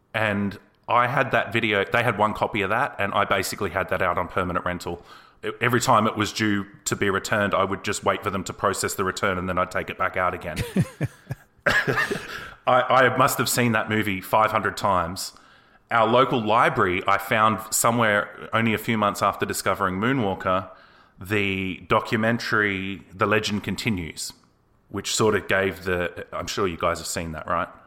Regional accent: Australia; I'm an Australian guy

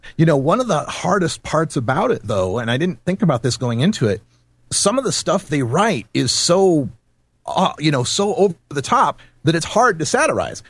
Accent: Idaho, United States; I grew up in Idaho, and I kind of understand the Intermountain West mentality

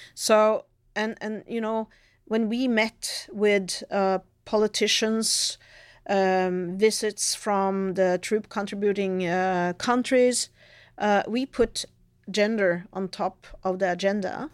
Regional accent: Norway; coming from Norway

